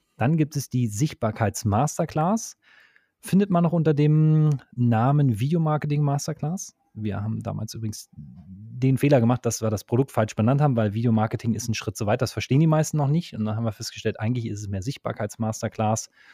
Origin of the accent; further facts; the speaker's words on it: Berlin, Germany; ich komme aus Berlin